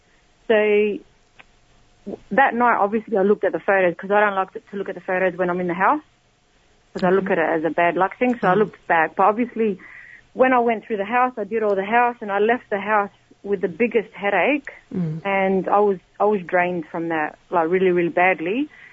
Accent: Adelaide, South Australia, Australia; now in Melbourne, Australia; because I'm originally from Adelaide, here in Australia. I live now in Melbourne.

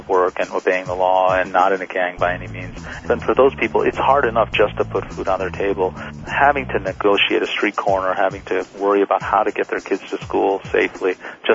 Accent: California, United States; my community, when I grew up in California

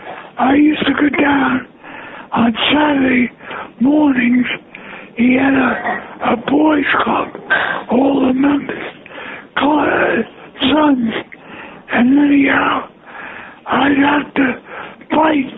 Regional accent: New York City, New York, United States; I'm from the Bronx. Born and raised in the Bronx

